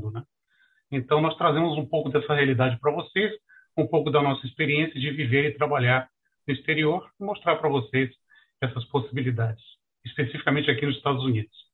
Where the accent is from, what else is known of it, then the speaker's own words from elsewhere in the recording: Rio de Janeiro, Brazil; moved away as an adult; also born or lived in Ribeirão Preto, São Paulo, Brazil; now in United States; eu sou do Rio de Janeiro, mas sou ribeirão pretano de coração, porque tive uma carreira jurídica em Ribeirão Preto aí de pelo menos 25 anos.